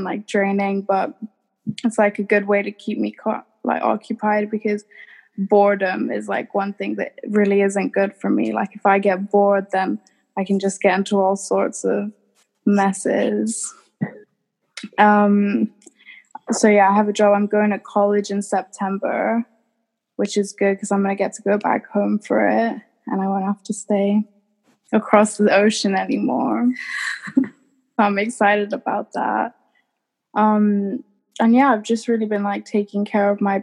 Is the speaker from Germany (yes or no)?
no; England, United Kingdom; moved away; born and raised in England